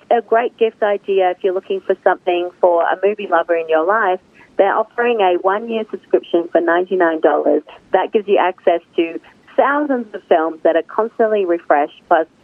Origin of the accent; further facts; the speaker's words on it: Australia; accent: Australian; moved away as an adult; now in United States; as you can tell from my accent, I am from Australia, and I grew up loving movies